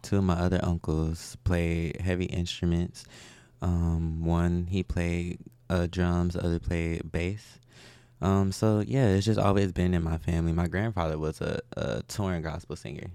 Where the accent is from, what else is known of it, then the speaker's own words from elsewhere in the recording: Milwaukee, Wisconsin, United States; moved away as an adult; now in Houston, United States; I was, uh, born in Milwaukee.